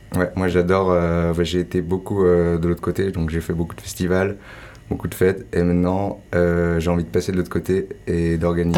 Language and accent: French; Ain, Auvergne-Rhône-Alpes, France; moved away as an adult; also born or lived in Landes; je suis du département de l'Ain, le 01